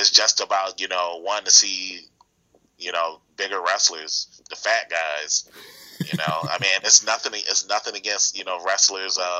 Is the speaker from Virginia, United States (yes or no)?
yes; Norfolk, Virginia, United States; I'm from Norfolk, Virginia